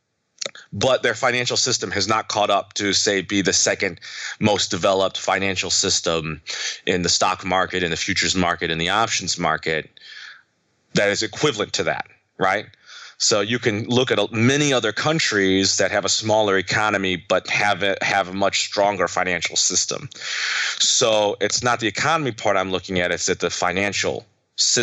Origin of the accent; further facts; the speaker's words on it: United States; I'm Chinese American